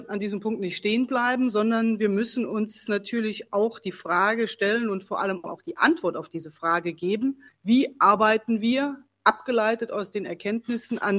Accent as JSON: {"language": "German", "region": "Saarland", "country": "Germany", "said": "Und ich persönlich, ich als Mensch, als Saarländerin will auch mein tiefes Bedauern über diese Fehler"}